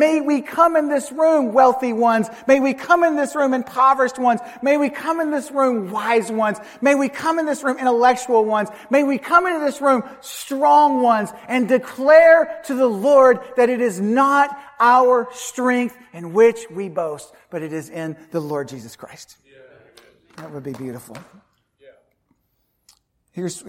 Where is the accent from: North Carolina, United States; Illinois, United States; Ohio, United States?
North Carolina, United States; Charlotte; moved away; I grew up in Charlotte, North Carolina